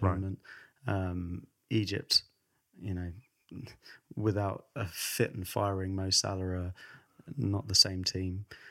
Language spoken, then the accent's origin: English; England, United Kingdom; We're both English